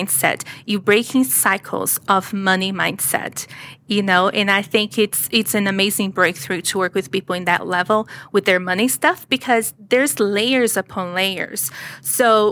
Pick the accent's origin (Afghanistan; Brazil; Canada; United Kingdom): Brazil; English is a second language; now in United States; I was born in Brazil. You can probably hear the accent.